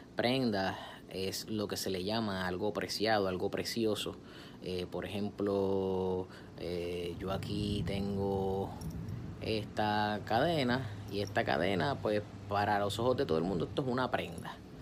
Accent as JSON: {"language": "Spanish", "country": "Puerto Rico", "said": "yo soy puertorriqueño y yo como puertorriqueño"}